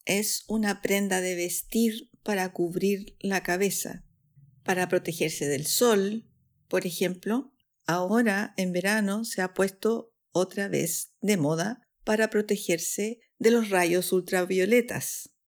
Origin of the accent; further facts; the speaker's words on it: Chile; now in Switzerland; chilena, profesora de español para extranjeros en Suiza